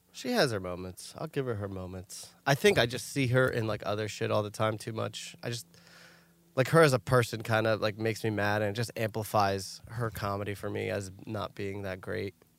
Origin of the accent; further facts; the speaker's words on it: New York, United States; we're from New York